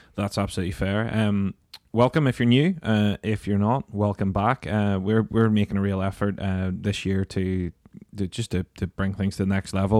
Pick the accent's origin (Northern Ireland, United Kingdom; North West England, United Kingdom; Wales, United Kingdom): Northern Ireland, United Kingdom; being Northern Irish